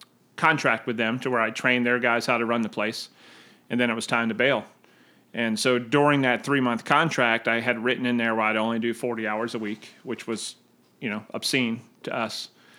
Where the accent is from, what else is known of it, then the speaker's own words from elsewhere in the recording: just outside Philadelphia, New Jersey, United States; now in Charleston, United States; South Jersey.